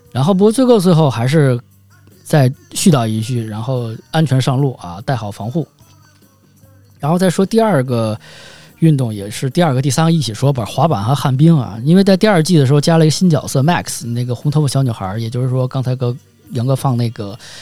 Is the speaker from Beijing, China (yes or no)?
yes; Beijing, China; 每天带着我上下学，在这个北京街头骑行